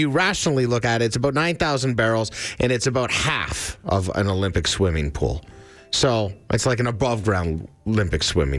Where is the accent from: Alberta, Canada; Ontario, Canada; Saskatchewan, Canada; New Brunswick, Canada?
Alberta, Canada; Does it come across like I'm from Alberta